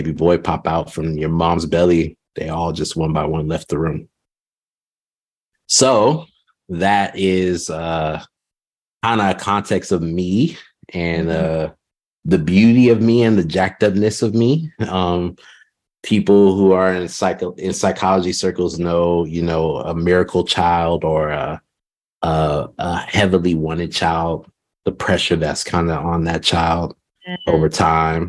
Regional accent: Southern California, United States; moved away as an adult; also born or lived in Redding, California; now in Austin, United States; I was born in Southern California

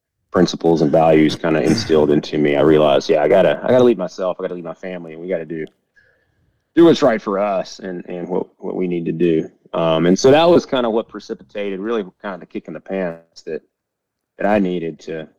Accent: Georgia, United States; moved away as an adult; now in Montana, United States; we were both born and raised in Georgia, you know, both had spent 40 years in Georgia

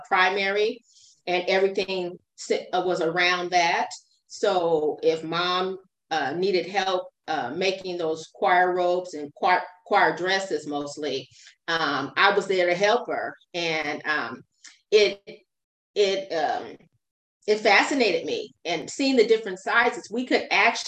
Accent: Fresno, California, United States; also born or lived in Long Beach, California / Inglewood, California; I was raised in Fresno, California, but I was born in Long Beach, California

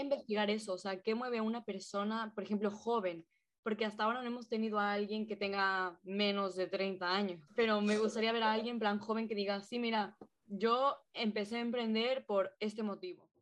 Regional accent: Quito, Pichincha, Ecuador; moved away as an adult; now in Valencia, Spain; los tres somos de Quito, Ecuador. Nos conocimos ahí, eh, íbamos juntos a clase

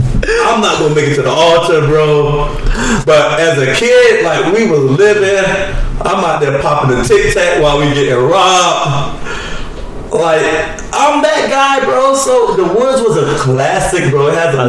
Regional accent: North Carolina, United States; I'm from North Carolina.

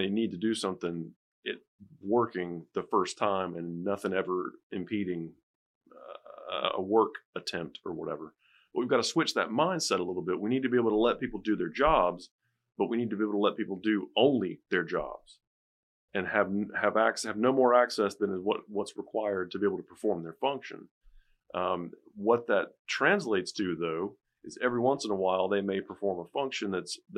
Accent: United States; as Americans

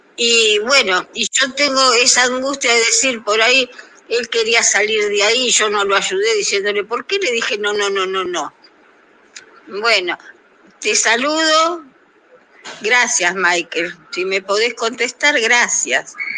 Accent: Argentina; soy de Argentina, tengo 80 años

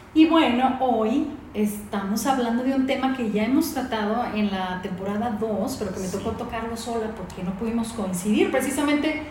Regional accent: Mexico; moved away; yo soy migrante, soy una mexicana migrante

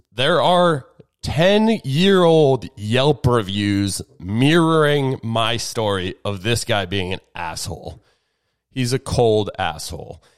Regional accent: Andover, Massachusetts, United States; It is my hometown

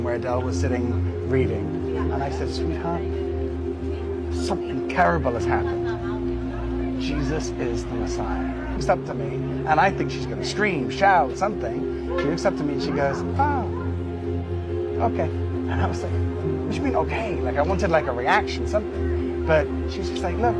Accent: Israel; also born or lived in Jerusalem; I was born here in Israel

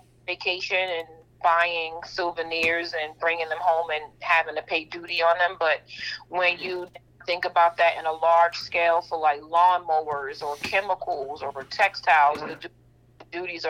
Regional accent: New York City, New York, United States; I'm born and raised in Brooklyn, New York.

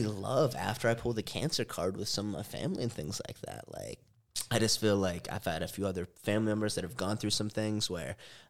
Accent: Pennsylvania, United States; moved away as an adult; now in Las Vegas, United States; I'm originally from Pennsylvania. I moved out here to Las Vegas in order to get in the cannabis industry.

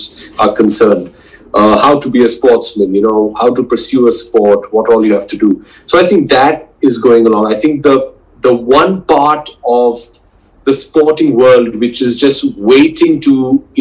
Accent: India; as every Indian

